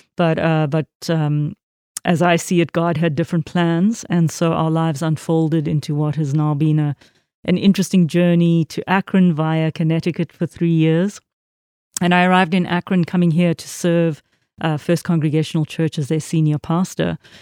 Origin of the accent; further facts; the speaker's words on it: South Africa; I was raised in a very Christian country, very Calvinist Protestant country